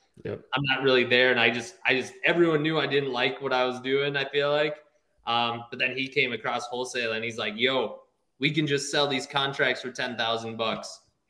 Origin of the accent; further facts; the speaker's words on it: Minnesota, United States; moved away as an adult; also born or lived in Fargo, North Dakota; now in Arizona, United States; we grew up in Minnesota, but then I was going to college in like Fargo, North Dakota.